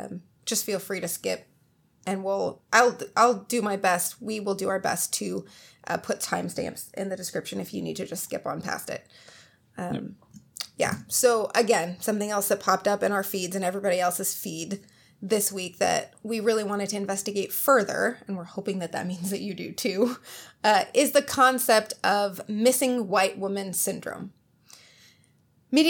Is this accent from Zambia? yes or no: no; England, United Kingdom; Because before I know it, I'm English, and that's just not appropriate.